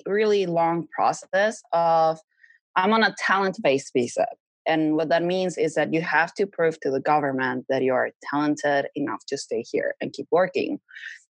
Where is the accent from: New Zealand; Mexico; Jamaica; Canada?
Mexico; moved away as an adult; now in Los Angeles, United States; I had to go back to Mexico. I set myself back months because I had to go back to my home country